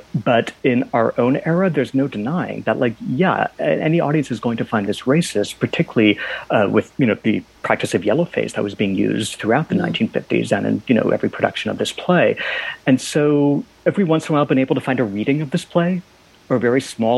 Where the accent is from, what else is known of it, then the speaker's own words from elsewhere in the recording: Youngstown, Ohio, United States; my hometown, Youngstown, Ohio